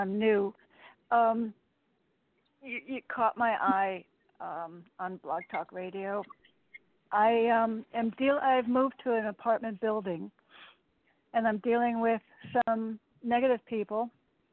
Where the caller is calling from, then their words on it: Connecticut, United States; I'm calling from Connecticut.